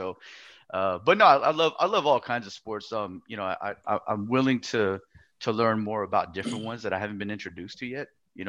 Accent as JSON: {"language": "English", "town": "Oakland", "region": "California", "country": "United States", "tie": "born or raised there", "moved": "yes", "lives_now": "Atlanta, United States", "said": "I was born in California, from the Bay Area, Oakland."}